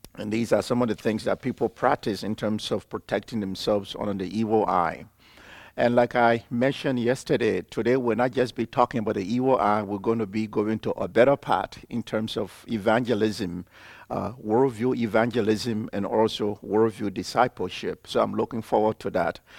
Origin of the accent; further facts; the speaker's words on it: Liberia; I'm from Liberia, West Africa.